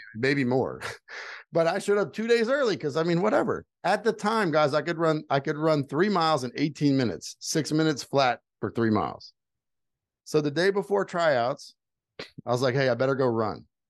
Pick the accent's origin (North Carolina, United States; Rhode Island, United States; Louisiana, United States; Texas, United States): Louisiana, United States; Houma; moved away as an adult; also born or lived in Utah; I'm from South Louisiana, like the swamp. I was born six feet below sea level